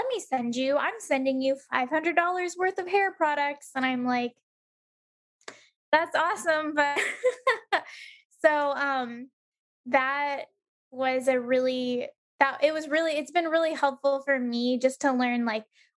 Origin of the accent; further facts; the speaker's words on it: San Diego, California, United States; moved away as an adult; now in Omaha, United States; my hometown, San Diego